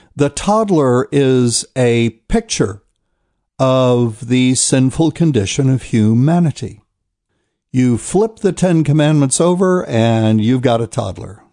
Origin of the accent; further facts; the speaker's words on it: New Bern, North Carolina, United States; I'll be in New Bern, North Carolina, which is my hometown